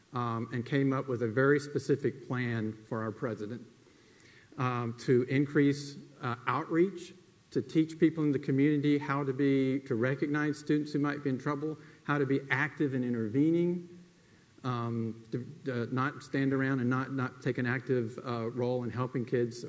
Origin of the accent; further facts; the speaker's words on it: South Alabama, United States; We're from South Alabama.